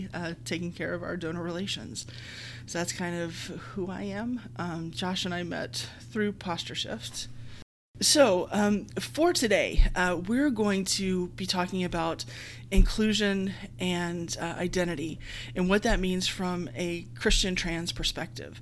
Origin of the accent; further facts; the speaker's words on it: Texas, United States; now in Tennessee, United States; I grew up in Texas in the 80s